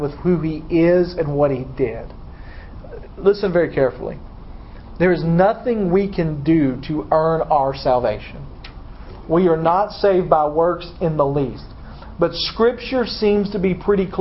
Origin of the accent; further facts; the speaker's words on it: Dyersburg, Tennessee, United States; I'm from Dyersburg